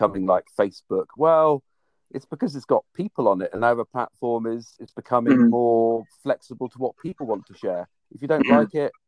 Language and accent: English; Cornwall, South West England, United Kingdom; moved away; I grew up in Cornwall